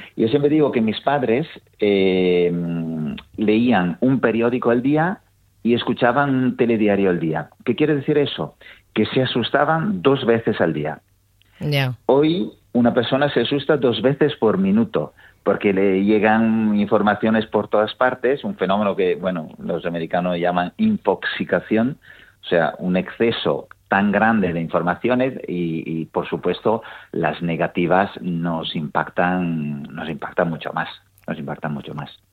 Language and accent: Spanish; Italy; moved away; yo soy italiano